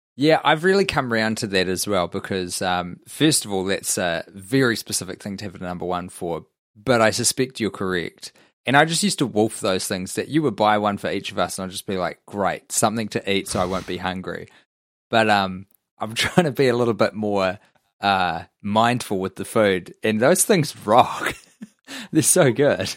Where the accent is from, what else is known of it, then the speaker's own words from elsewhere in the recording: New Zealand; I'm a New Zealander